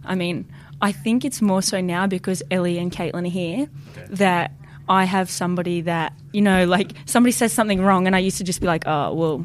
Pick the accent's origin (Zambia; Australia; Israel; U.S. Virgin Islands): Australia; Gold Coast, Queensland; moved away as an adult; now in Portland, United States; I'm from the Gold Coast